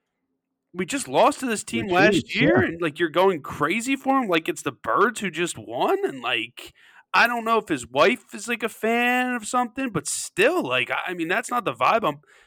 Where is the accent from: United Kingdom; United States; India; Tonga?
United States; Westchester; If you didn't have that persona of like I'm Philly guy, like you know, even though I'm from Westchester